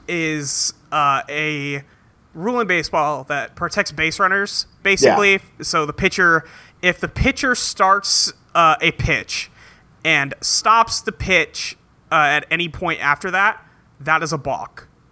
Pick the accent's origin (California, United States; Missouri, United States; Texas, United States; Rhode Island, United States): California, United States; now in Seattle, United States